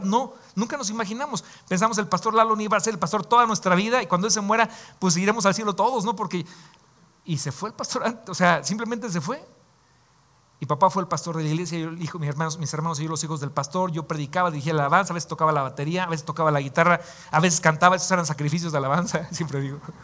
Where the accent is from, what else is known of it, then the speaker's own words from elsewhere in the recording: Mexico; como decimos acá en México